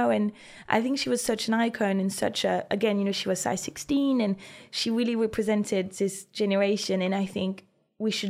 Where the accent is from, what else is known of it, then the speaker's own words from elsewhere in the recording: Brittany, France; But I'm from Brittany, where we do amazing sel de Guérande